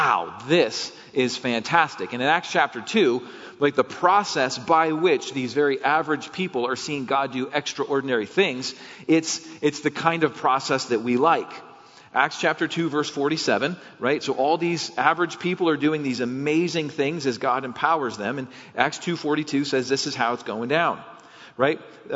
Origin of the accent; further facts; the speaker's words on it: United States